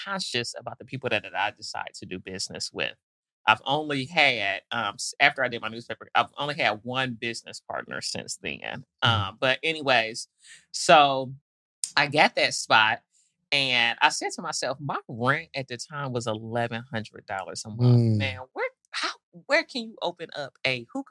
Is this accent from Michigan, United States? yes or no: yes; Detroit, Michigan, United States; also born or lived in Nashville, Tennessee; now in Atlanta, United States; I grew up in Detroit, but moved to Nashville in my younger days